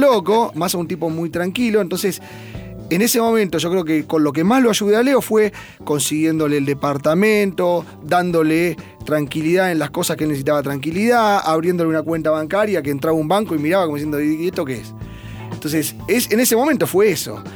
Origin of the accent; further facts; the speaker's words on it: Buenos Aires, Argentina; en mi club, yo soy de Belgrano Athletic desde que nací